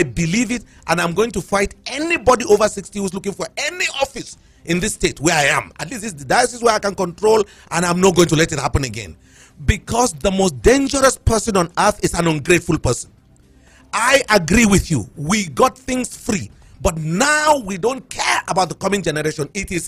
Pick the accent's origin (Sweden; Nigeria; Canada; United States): Nigeria; Plateau; I'm a Biron first before I'm a Nigerian